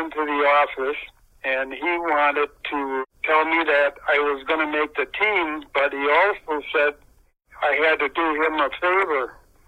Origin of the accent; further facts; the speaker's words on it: Berlin, Wisconsin, United States; Berlin, my hometown